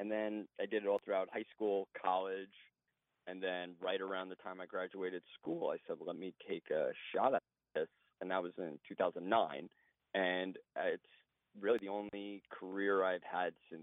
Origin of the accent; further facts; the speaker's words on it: Oceanside, New York, United States; I grew up in Oceanside, Long Island